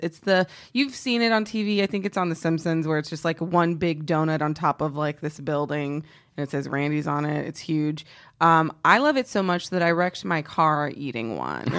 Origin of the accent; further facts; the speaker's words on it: Texas, United States; I'm from Texas. Um, I'm very patriotic about being from Texas